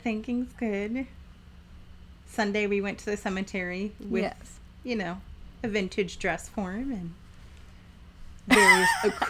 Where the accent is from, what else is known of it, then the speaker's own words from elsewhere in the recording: Milwaukee, Wisconsin, United States; moved away as an adult; also born or lived in Menomonee Falls, Wisconsin; now in Viroqua, United States; I hail from the Milwaukee area. So we've only been here about a year